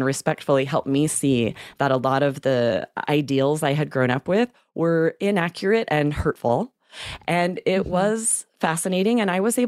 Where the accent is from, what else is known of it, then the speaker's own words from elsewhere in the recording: Idaho, United States; moved away as an adult; also born or lived in New York City; I grew up in Idaho in a very rural town, and then I moved to New York City after I got my bachelor's degree.